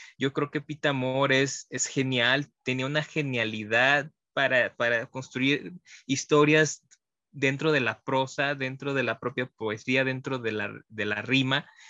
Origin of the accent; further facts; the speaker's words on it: Mexico; como mexicanos